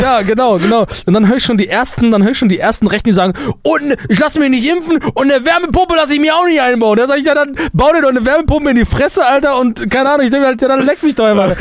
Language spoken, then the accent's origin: German; Germany; wir Deutschen